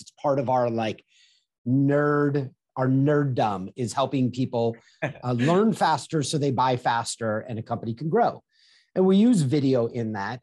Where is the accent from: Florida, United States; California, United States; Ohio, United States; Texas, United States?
California, United States; Manhattan Beach; I grew up in Southern California on the beach